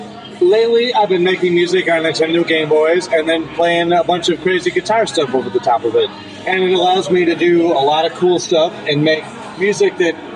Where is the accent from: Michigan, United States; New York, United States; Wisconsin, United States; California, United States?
New York, United States; Buffalo; now in Milwaukee, United States; I'm from Buffalo, New York.